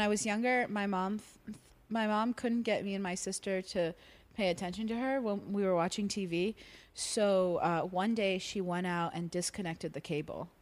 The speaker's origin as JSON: {"language": "English", "region": "South Florida", "country": "United States", "tie": "born or raised there", "said": "I grew up in South Florida, s, between uh, Fort Lauderdale and Miami."}